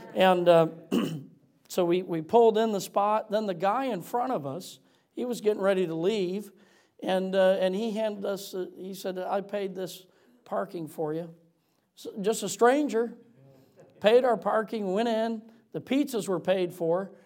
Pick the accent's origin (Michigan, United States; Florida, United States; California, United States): Michigan, United States; moved away; I'm from Michigan originally